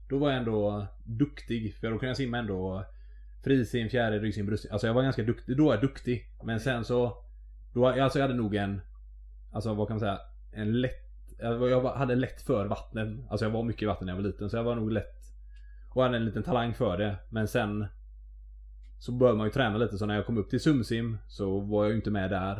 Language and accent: Swedish; Mölndal, Västra Götaland, Sweden; jag är ju från Mölndal